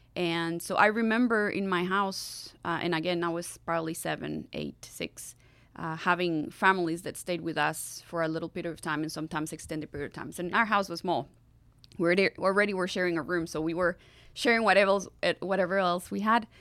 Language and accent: English; Costa Rica; English is a second language; moved away as an adult; also born or lived in Atlanta, United States; now in Nashville, United States; as a young Costa Rican wanting to do all I could do to live my country better than I found it